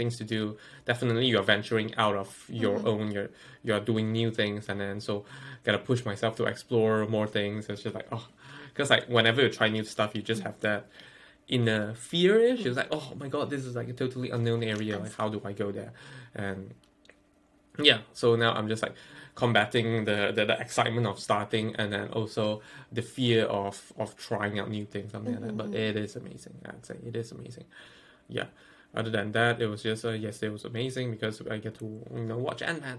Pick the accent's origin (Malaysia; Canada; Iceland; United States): Malaysia; moved away as an adult; now in United Kingdom; we are both from Malaysia. We've been living the Malaysia idea. I mean, like, we've been implanted the Malaysian way of thought for like the past 20 years